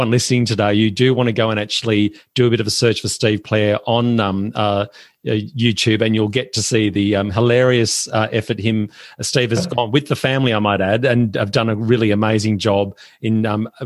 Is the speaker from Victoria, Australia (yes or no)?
yes; Melbourne, Victoria, Australia; I'm from Melbourne